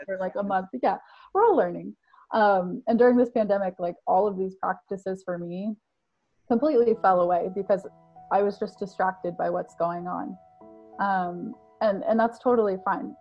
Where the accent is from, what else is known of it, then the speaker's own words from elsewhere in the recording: Colorado, United States; we grew up in Colorado, which is like, it has a lot of mountains.